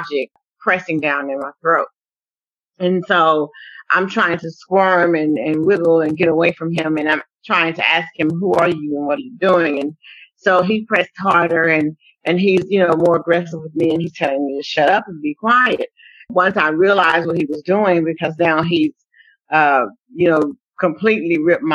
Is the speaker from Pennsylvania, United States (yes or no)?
no; Waco, Texas, United States; moved away; Waco is actually my hometown where I was born and bred, Texas